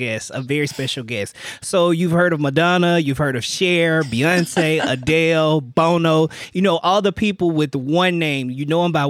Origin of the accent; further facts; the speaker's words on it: Birmingham, Alabama, United States; moved away as an adult; now in Baton Rouge, United States; I'm from Birmingham, Alabama, so I'm a Southern boy.